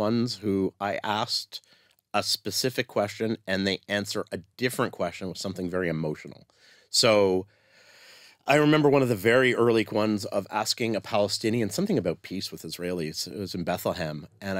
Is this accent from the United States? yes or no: no; Canada; I'm Canadian.